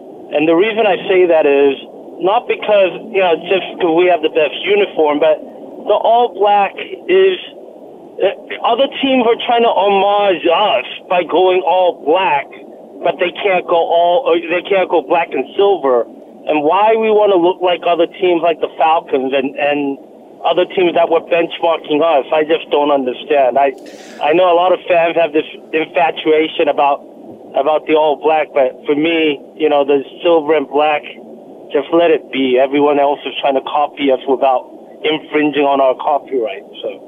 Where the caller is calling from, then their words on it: South Korea; I'm calling in from South Korea.